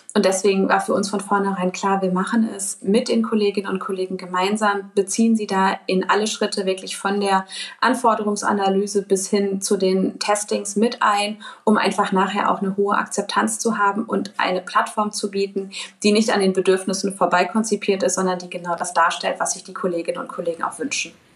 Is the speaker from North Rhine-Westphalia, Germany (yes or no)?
yes; Dortmund, North Rhine-Westphalia, Germany; Bin selbst auch gebürtige Dortmunderin und schon immer sehr stark äh, mit der Heimatstadt verwurzelt gewesen.